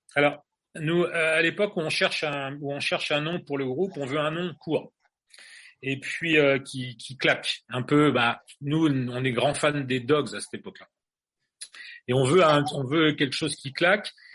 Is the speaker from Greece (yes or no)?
no; Angers, Pays de la Loire, France; Nous, on est français, on vient d'Angers